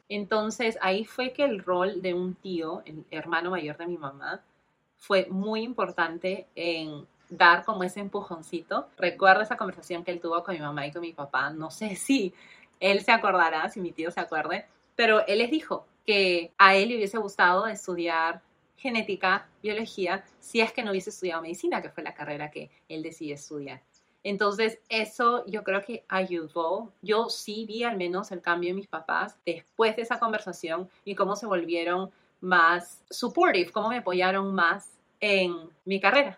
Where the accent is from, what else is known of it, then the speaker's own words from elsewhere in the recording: Lima, Peru; moved away as an adult; Yo soy de Perú, nací y crecí en Lima, Perú, en 1990